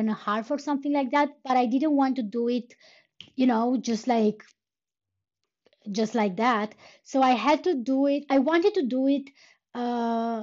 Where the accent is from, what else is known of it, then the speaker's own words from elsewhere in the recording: Romania; first language Romanian; English is a second language; moved away; back when I was a kid, we were starting the first, like the first foreign language in the second grade, so I would be 8 years old. And almost everywhere in Romania, that would be English